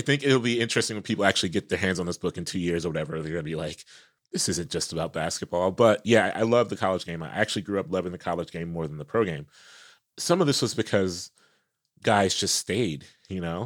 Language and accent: English; Columbus, Ohio, United States; I'm from Columbus, you know, where O S U football is